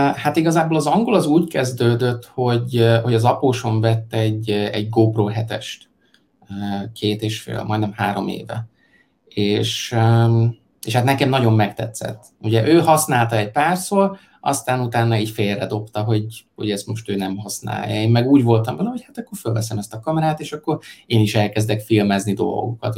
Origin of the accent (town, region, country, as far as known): Hungary; now in China